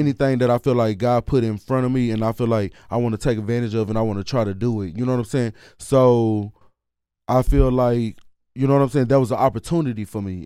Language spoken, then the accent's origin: English; Dallas, Texas, United States; I'm the person from Dallas